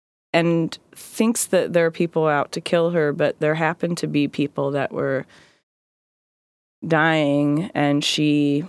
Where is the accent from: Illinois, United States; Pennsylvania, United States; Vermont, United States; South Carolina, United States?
South Carolina, United States; Greenville; born there; I was born in South Carolina. I was born in Greenville, South Carolina. I moved a whole lot when I was growing up.